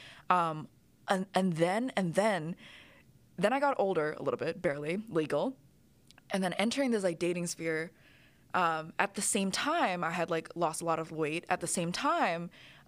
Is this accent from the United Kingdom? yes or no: no; Indonesia; I grew up in Indonesia.